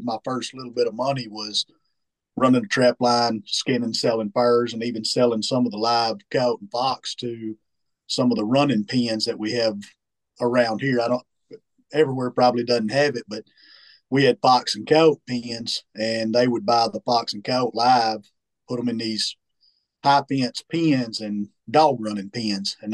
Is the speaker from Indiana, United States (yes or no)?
no; Goat Neck, Arkansas, United States; also born or lived in Warren, Arkansas; I grew up just about 20 miles from here in a little town called Goat Neck, Arkansas. Goat Neck, Arkansas, born and raised.